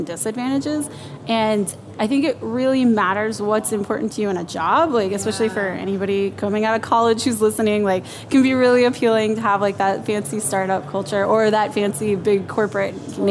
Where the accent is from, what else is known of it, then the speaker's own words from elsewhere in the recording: Houston, Texas, United States; moved away as an adult; also born or lived in Austin, Texas / Madison / Copenhagen, Denmark; now in Seattle, United States; I'm originally from Texas. I was born and raised Houston.